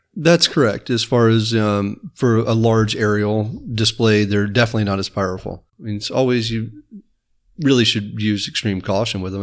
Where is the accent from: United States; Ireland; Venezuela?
United States; Apopka, Florida; I grew up in Apopka.